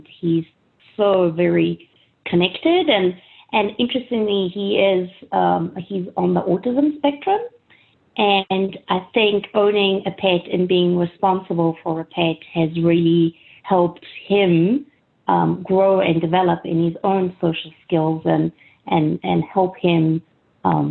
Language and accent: English; South Africa; moved away; I grew up in South Africa